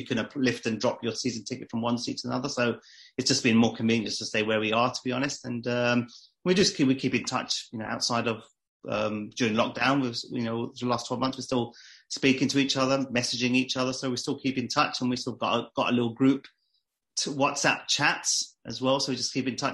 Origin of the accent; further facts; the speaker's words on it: London, United Kingdom; I was born and bred in London.